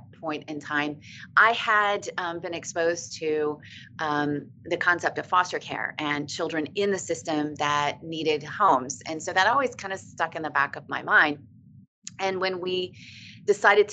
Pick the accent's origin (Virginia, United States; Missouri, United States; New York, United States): Virginia, United States; Virginia Beach; also born or lived in Hawaii / Norfolk, Virginia; I grew up in Virginia Beach and was living back at Norfolk after I returned from Hawaii.